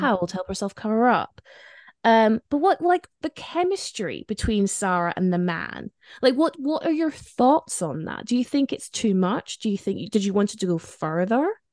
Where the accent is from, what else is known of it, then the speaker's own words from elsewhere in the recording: Spain; moved away; I grew up in Spain